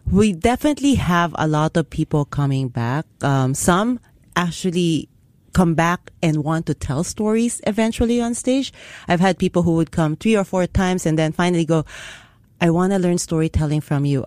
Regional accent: Philippines; now in Singapore; I grew up in the Philippines

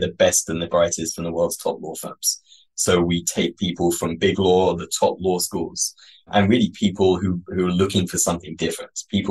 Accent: England, United Kingdom; moved away as an adult; now in California, United States; So as you noted, I grew up in England

